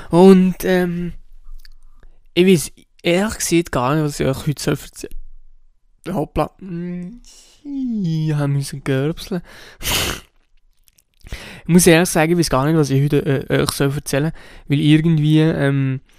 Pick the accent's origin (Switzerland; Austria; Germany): Switzerland; Und das ist sicher nicht nur bei uns in der Schweiz so, sondern eigentlich auch in anderen Ländern so.